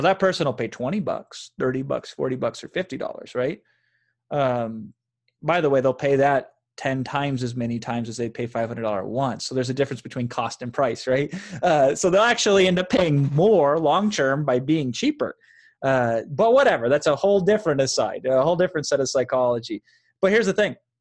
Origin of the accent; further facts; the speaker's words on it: Iowa, United States; now in Los Angeles, United States; I grew up in Iowa, in a small town in Iowa